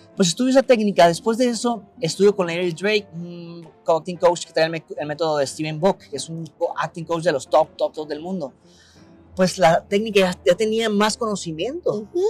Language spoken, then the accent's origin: Spanish; Tijuana, Baja California, Mexico; moved away as an adult; also born or lived in Mexico City; Nací en Tijuana, en la Francisco Villa.